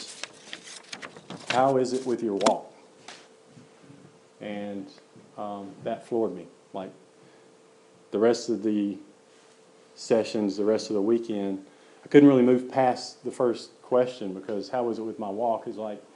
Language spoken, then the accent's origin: English; Hurricane Mills, Tennessee, United States; So I grew up in Hurricane Mills. That's close to Waverly, which is close to Dixon, close to Nashville. So Middle Tennessee, homegrown